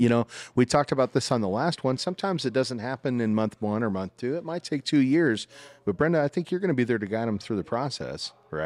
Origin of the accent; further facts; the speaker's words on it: Salina, Kansas, United States; now in Greenville, United States; I'm from Salina, Kansas originally.